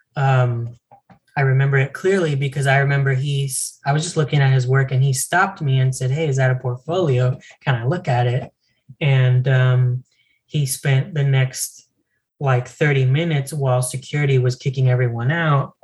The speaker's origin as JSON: {"language": "English", "town": "El Paso", "region": "Texas", "country": "United States", "tie": "born or raised there", "also_born_or_lived": "Las Cruces, New Mexico"}